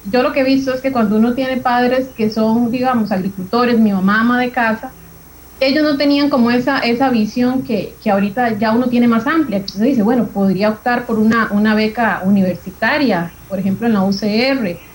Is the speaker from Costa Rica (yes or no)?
yes; San Ramón, Alajuela, Costa Rica; Yo eh, tengo 34 años. Soy de San Ramón, específicamente de La Paz y en las montañas. Yo siempre digo, vivo como el de Heidi es en las puras montañas de La Paz de San Ramón.